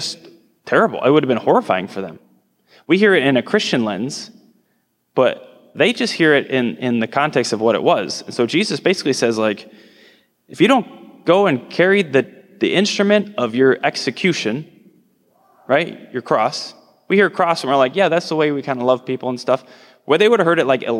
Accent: Nebraska, United States; I'm from Nebraska, I live out in the hills

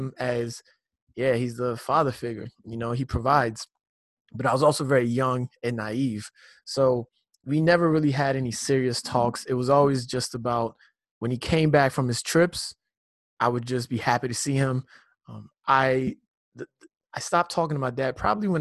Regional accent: Lagos, Nigeria; I grew up in Nigeria.

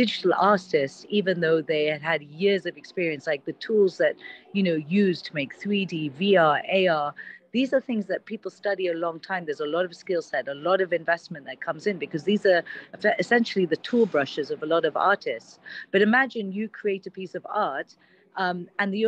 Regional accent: Kenya; now in Dubai, United Arab Emirates; I was actually born and brought up in Kenya

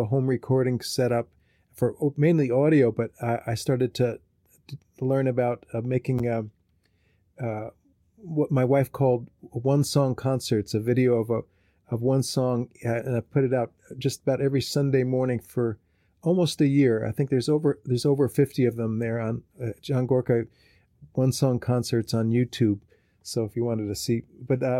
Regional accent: New Jersey, United States; moved away as an adult; also born or lived in Bethlehem, Pennsylvania; now in Minnesota, United States; I am from New Jersey, and I grew up there, and I moved to Pennsylvania to go to school

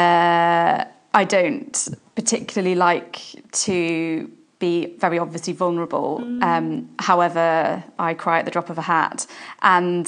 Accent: Liverpool, North West England, United Kingdom; now in Portsmouth, United Kingdom; I'm from Liverpool originally

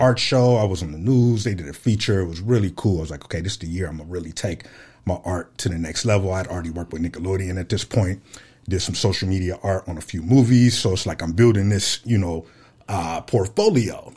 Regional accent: Fresno, California, United States; moved away as an adult; now in Phoenix, United States; I'm from Fresno, California, born and raised

